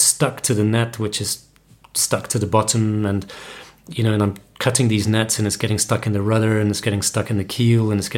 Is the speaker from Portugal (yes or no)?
yes; Portugal; also born or lived in London; Growing up in Portugal, you're always very close to the sea, and it's part of our culture to go to the beach in the summer.